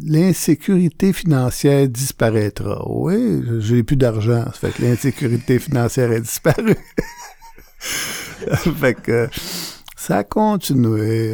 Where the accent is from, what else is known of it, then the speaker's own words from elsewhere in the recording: Montreal, Quebec, Canada; je suis natif de Montréal